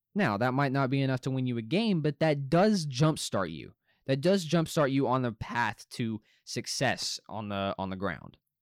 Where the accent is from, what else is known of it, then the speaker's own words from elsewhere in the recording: North Little Rock, Arkansas, United States; I'm personally from North Little Rock myself